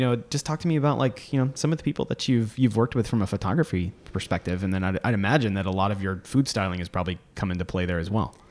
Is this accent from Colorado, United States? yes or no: no; Florida, United States; also born or lived in Virginia; I grew up in Florida, so not East Tennessee